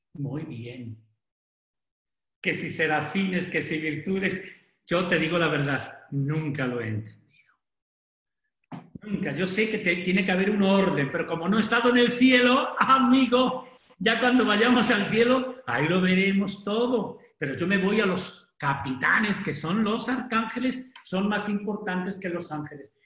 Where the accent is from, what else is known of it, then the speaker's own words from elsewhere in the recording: Sanchidrián, Castile and León, Spain; moved away; Soy de, Ávila